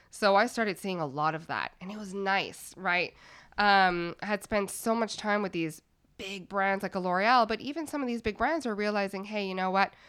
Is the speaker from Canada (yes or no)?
yes; Montreal, Quebec, Canada; moved away; also born or lived in Toronto; I'm from Montreal, uh, Canada originally